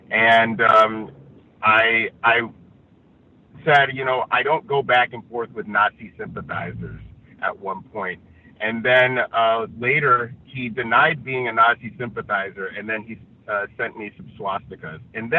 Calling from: Los Angeles, California, United States; I am reporting from Los Angeles

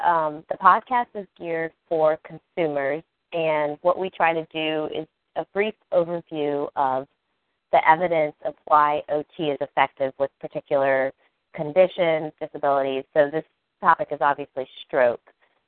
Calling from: Maryland, United States; I'm in Maryland.

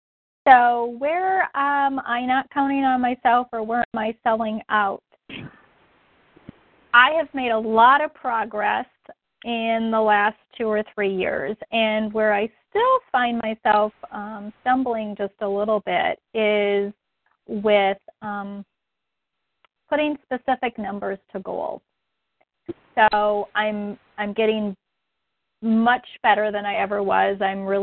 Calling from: Minnesota, United States

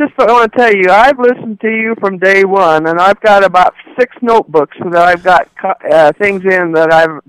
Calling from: Capitan, New Mexico, United States; No, I am calling from Capitan, New Mexico.

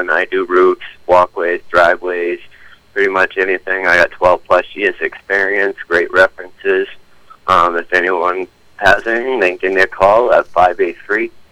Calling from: South Paris, Maine, United States; Good morning. I'm calling from South Paris.

